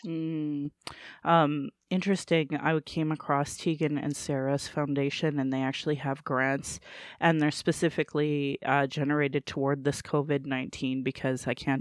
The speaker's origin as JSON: {"language": "English", "town": "Calgary", "region": "Alberta", "country": "Canada", "tie": "born or raised there", "said": "I was born in Calgary, or in Blackfoot"}